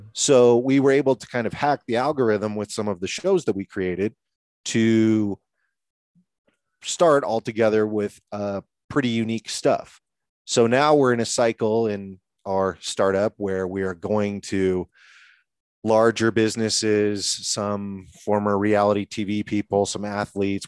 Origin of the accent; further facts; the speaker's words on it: Seattle, Washington, United States; moved away as an adult; now in Colorado, United States; I had recently relocated to Colorado. I'm from Washington State in Seattle